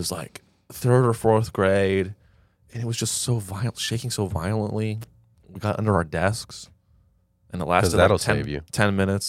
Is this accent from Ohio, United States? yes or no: no; Bay Area, California, United States; moved away; I guess we're moving to the Bay Area, my hometown.